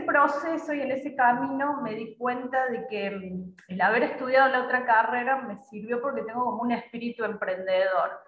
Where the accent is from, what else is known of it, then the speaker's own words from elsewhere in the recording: Córdoba, Argentina; moved away as an adult; now in Paraguay; Yo soy de Córdoba